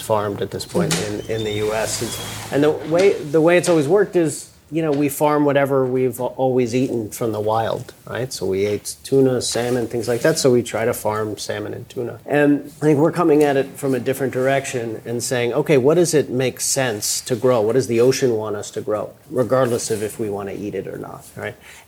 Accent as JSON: {"language": "English", "town": "Maddox Cove", "region": "Newfoundland and Labrador", "country": "Canada", "tie": "born or raised there", "said": "I grew up in Newfoundland, Canada"}